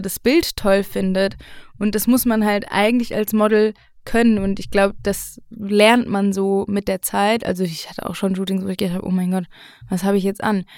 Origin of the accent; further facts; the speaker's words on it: Mainz, Rhineland-Palatinate, Germany; ich komme aus Mainz. Mhm. Ähm, da bin ich noch nicht weggezogen. Ich bin dort aufgewachsen